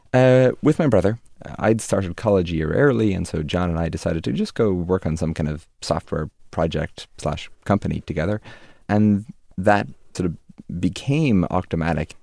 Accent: Dromineer, Munster, Ireland; also born or lived in Limerick, Ireland; that's where I spend most of my childhood

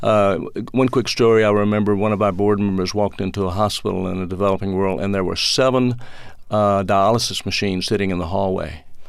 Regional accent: Mississippi, United States; moved away as an adult; now in Atlanta, United States; growing up in Mississippi during the fifties and sixties

